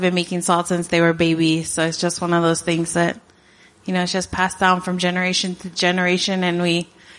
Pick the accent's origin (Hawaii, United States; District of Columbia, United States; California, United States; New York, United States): Hawaii, United States; Hanapepe; I was born and raised in Hana Pepe.